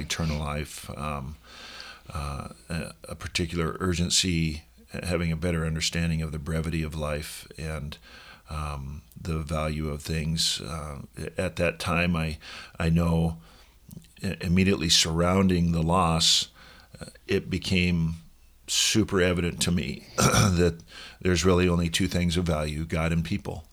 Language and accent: English; Seattle, Washington, United States; moved away as an adult; also born or lived in Oregon; now in Sun Valley, United States; I grew up in Seattle